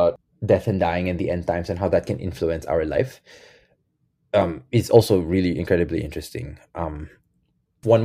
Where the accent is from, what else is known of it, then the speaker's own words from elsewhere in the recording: Quezon City, Metro Manila, Philippines; moved away as an adult; growing up in the Catholic Church in the Philippines